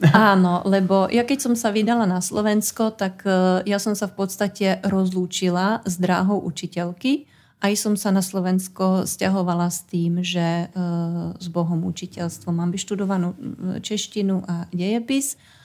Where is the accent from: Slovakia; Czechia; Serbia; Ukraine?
Czechia; Jistebnice, South Bohemian Region; moved away; pochádzam z husického kraja a detstvo som strávila obi- v Istebnici, odkiaľ sú moje obidve babičky